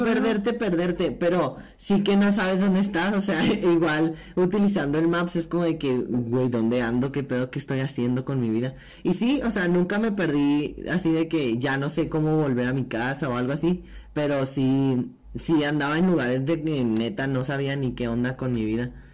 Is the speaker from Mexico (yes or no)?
yes; Delicias, Chihuahua, Mexico